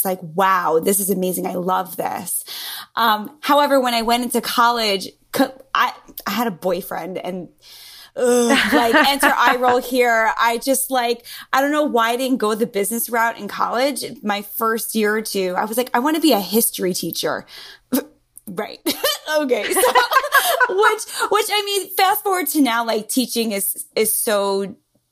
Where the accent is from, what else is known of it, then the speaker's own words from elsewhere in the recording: New York, United States; accent: New Yorker; New York, born and raised. As you can hear from my lovely accent, the New Yorker totally comes through very clearly.